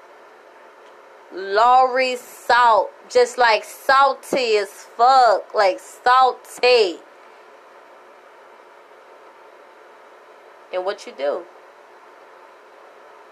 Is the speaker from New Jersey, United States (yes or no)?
no; New York City, New York, United States; moved away; also born or lived in Florida; Born and raised in the Bronx